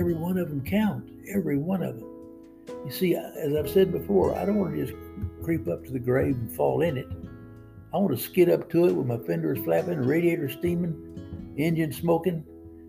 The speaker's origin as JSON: {"language": "English", "area": "Cajun", "region": "Louisiana", "country": "United States", "said": "I'm a Cajun."}